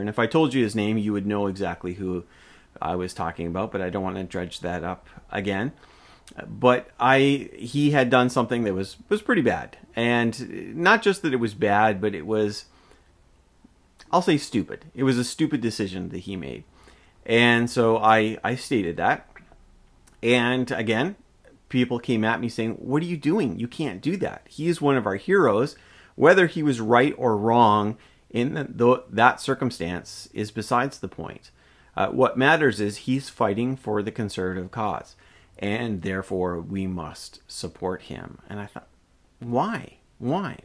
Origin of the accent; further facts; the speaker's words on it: Canada; I am a Canadian.